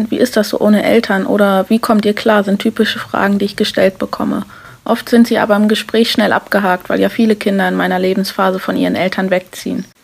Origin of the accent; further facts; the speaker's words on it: Hildesheim, Lower Saxony, Germany; dass ich zwar noch in meine Heimat Hildesheim fahren kann, dort aber nicht mehr mein Zuhause habe.